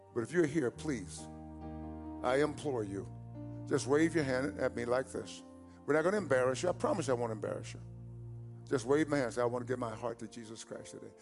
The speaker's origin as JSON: {"language": "English", "region": "East Texas", "country": "United States", "tie": "born or raised there", "said": "growing up in East Texas"}